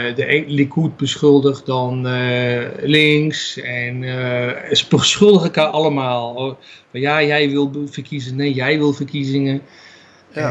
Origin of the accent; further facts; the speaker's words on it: Netherlands; now in Israel; als Nederlanders